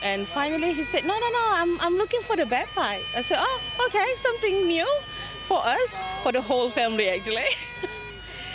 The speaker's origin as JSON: {"language": "English", "country": "Malaysia", "moved": "as an adult", "lives_now": "New Zealand", "said": "We're originally from Malaysia, both of us from Malaysia"}